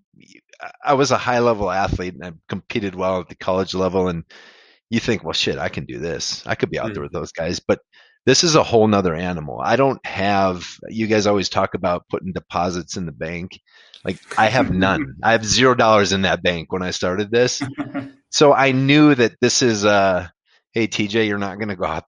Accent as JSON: {"language": "English", "town": "Mayville", "region": "Wisconsin", "country": "United States", "tie": "born or raised there", "said": "I grew up in Mayville"}